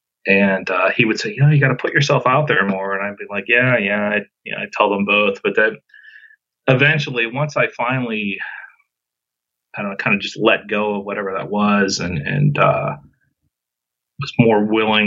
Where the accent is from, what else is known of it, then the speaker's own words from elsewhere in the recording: North Huntingdon, Pennsylvania, United States; now in Forest Hills, United States; I grew up in North Huntington, where Jake was from